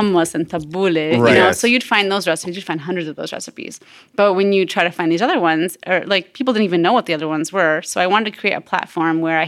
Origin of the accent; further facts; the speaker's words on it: Ohio, United States; I grew up here.